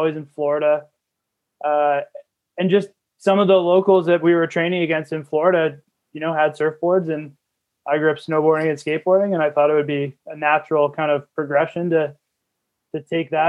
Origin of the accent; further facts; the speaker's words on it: Peterborough, Ontario, Canada; moved away as an adult; I actually grew up in Ontario and moved out here to go to school